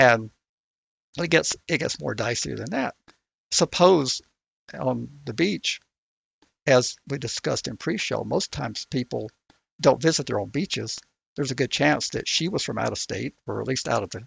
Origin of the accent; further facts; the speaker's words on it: Georgia, United States; I'm from Georgia